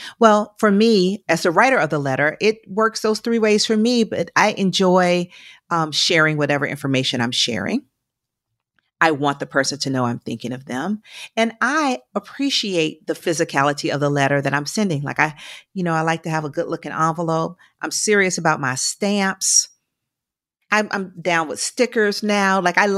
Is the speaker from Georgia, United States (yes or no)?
yes; Georgia, United States; Even though I'm from Georgia, I'm going to get bold and say IHOP for sure.